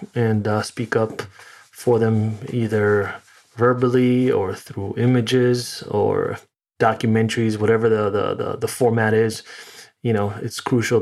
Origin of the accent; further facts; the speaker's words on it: New York City, New York, United States; moved away as an adult; now in Connecticut, United States; So right now, physically in Connecticut, but originally in New York.